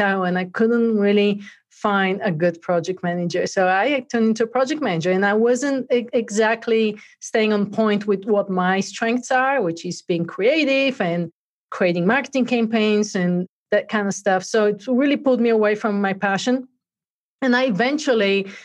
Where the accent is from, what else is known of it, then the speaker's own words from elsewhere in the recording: Bulgaria; moved away as an adult; now in United States; I grew up in Bulgaria, actually, and came to the US in 96